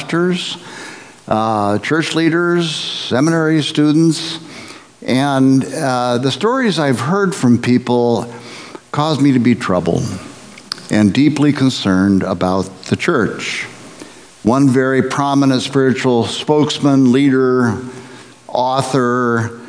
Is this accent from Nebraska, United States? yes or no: yes; Nebraska, United States; I grew up in the Midwest, in Nebraska, in the 50s and 60s